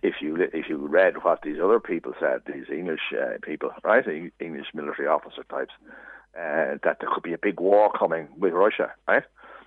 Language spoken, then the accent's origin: English; Ireland; I'm Irish.